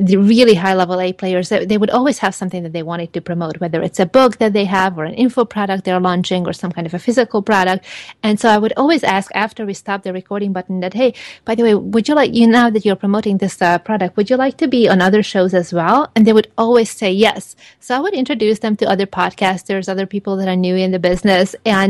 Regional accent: Hungary; also born or lived in Los Angeles, United States; now in Palm Desert, United States; I'm originally from Hungary, and I lived in six other countries before moving over here.

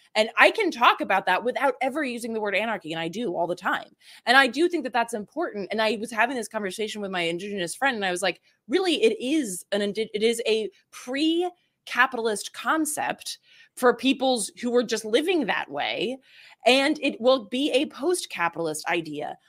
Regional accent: the South, United States; I grew up in the South

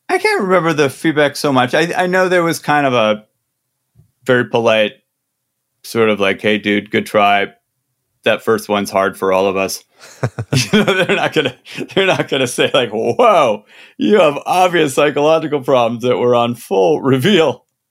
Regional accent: Midwest, United States; I'm from the Midwest.

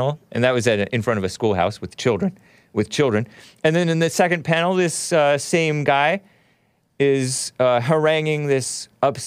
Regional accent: United States; I'm a Native American. I was born here

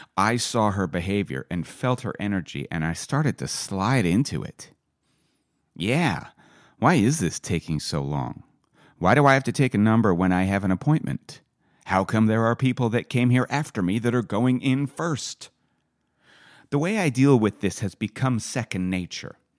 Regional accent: Vancouver, British Columbia, Canada; also born or lived in Calgary; I came back to Vancouver from the University of Calgary

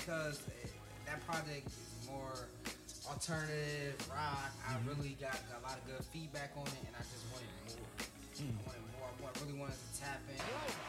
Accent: Trenton, New Jersey, United States; also born or lived in Ewing, New Jersey / Baltimore; from a small town, 7 square miles, small town called Trenton, New Jersey. It's the capital of New Jersey. And, you know, born and raised. Shout out to Ewing, too, because I spent a lot of time in Ewing.

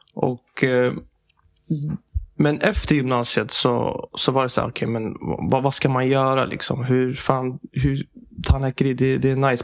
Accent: Sweden; Jag är född i Sverige

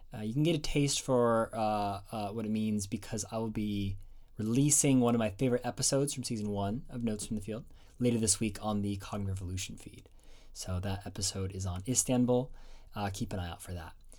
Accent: United States; moved away as an adult; now in Oxford, United Kingdom; as an American

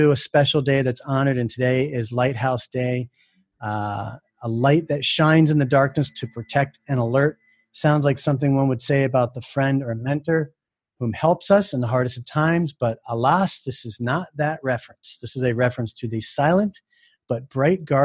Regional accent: Jupiter, Florida, United States; I grew up in Florida, Jupiter, Florida, specifically.

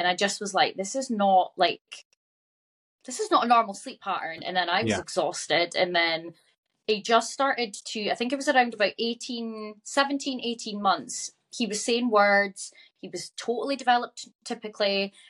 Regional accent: Aberdeen, Scotland, United Kingdom; I'm from Aberdeen.

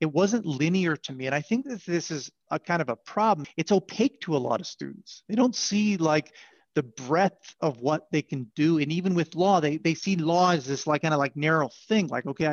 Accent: Southern Alberta, Canada; I grew up in Southern Alberta

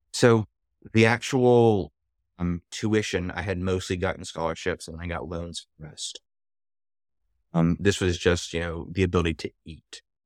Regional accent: Atlanta, Georgia, United States; I actually grew up in Atlanta. Oh, one of the few natives here.

